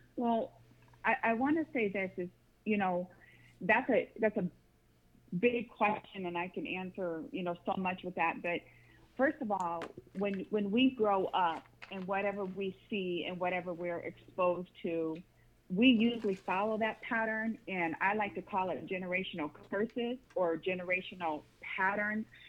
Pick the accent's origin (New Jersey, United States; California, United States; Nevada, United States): Nevada, United States; Las Vegas; moved away as an adult; also born or lived in Grand Rapids, Michigan; I, I went to elementary, middle school, and high school in Las Vegas, Nevada, and I moved to Grand Rapids, Michigan in 2006